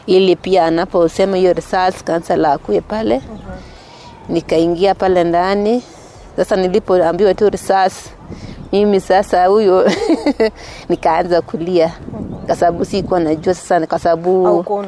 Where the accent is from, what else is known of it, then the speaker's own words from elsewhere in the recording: Mosoriot, Nandi County, Kenya; Natoka Nandi County